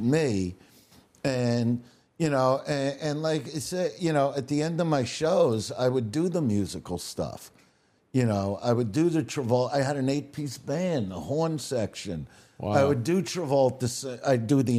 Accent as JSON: {"language": "English", "town": "New York City", "region": "New York", "country": "United States", "said": "I'm a guy from Brooklyn"}